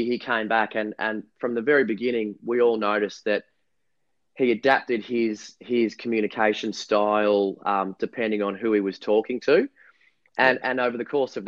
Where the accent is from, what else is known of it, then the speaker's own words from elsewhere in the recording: Mount Eliza, Victoria, Australia; where I grew up on the Mornington Peninsula down here in Melbourne